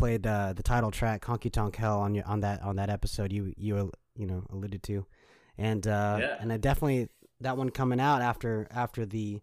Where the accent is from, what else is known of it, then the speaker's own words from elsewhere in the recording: Nashville, Tennessee, United States; We did both records here in Nashville, my hometown